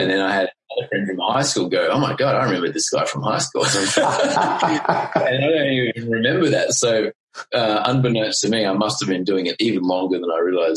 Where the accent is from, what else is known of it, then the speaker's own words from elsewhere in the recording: Queensland, Australia; I grew up in Queensland